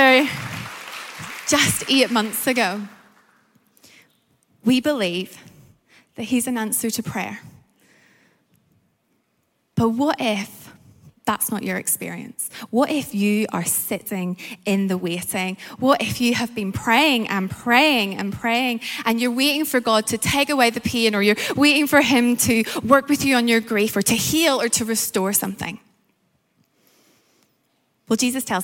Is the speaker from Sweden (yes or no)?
no; Northern Ireland, United Kingdom; accent: Northern Irish; also born or lived in Malaysia; now in London, United Kingdom; My accent is Northern Irish